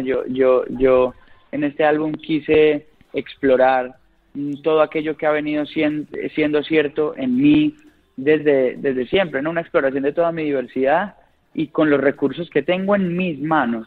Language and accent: Spanish; Colombia; como colombiano